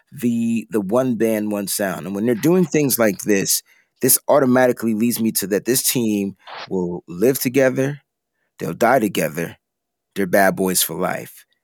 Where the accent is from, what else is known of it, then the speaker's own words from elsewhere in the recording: East Coast, United States; I'm from the East Coast, so growing up, whenever I would hear about San Francisco, it was rice roni